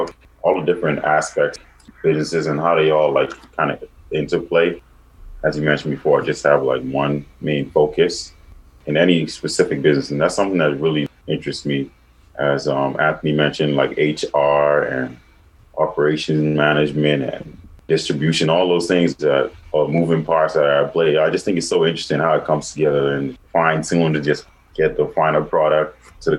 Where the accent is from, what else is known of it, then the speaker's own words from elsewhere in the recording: Bahamas; moved away as an adult; I'm from the Bahamas. I'm an international student athlete here at Damon.